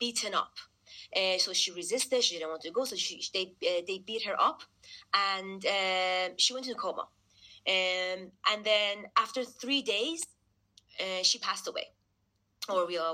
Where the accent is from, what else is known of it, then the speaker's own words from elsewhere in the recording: London, United Kingdom; We are all like around 28, 29, living in London. I was born here